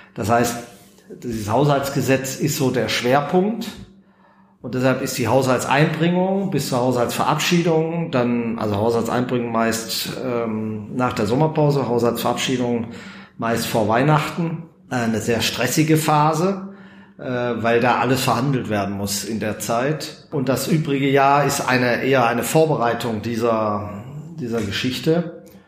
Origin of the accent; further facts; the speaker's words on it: Bad Salzuflen, North Rhine-Westphalia, Germany; also born or lived in Schwäbisch Gmünd / Göppingen district; now in Bünde, Germany; Also bin in Bad Salzuflen aufgewachsen, im Kreis Lippe